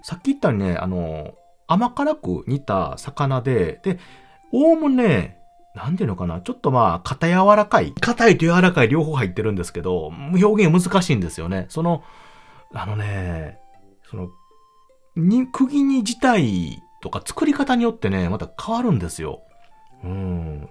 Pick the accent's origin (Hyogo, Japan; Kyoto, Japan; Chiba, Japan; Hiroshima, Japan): Hyogo, Japan; 幼い頃からあ、兵庫県の方に住んでおりまして、で、えー、まあ、実家の方も今